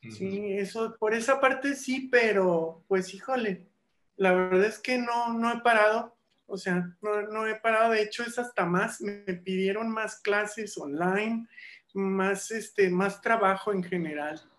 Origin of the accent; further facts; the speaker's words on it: Mazatlán, Sinaloa, Mexico; Y bueno, desde allá, desde Mazatlán, mi, mi tierra natal, pues desde entonces daba clases en la Universidad de Durango y algunas otras, y acá trabajo para UVM y para Unitec, Universidades de Diseño